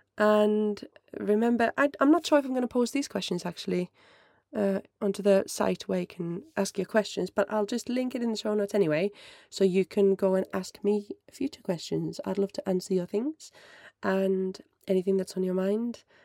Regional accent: Finland; first language Finnish; English is a second language; moved away as an adult; my first language is Finnish, and I'm absolutely crap at it these days because I've lived away since two thousand seven

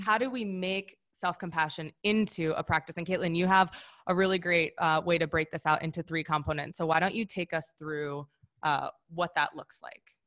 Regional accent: Wisconsin, United States; I'm actually from Wisconsin

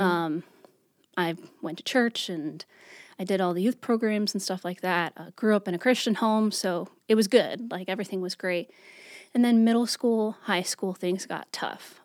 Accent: New York, United States; moved away as an adult; now in Greensboro, United States; I'm originally from New York.

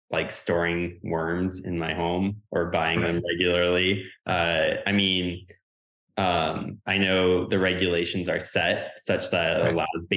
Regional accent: the Central Valley of California, United States; I grew up in the Valley of California

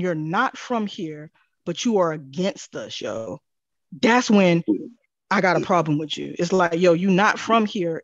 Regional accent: United States; we African Americans, man. We're under the jurisdiction of America

